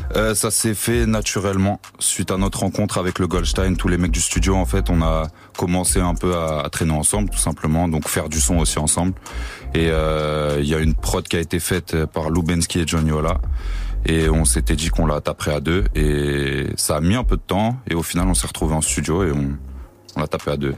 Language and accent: French; Créteil, Île-de-France, France; now in Montreuil, France; Moi, c'est Créteil, ouais. Maintenant, je suis à Montreuil, mais je viens de Créteil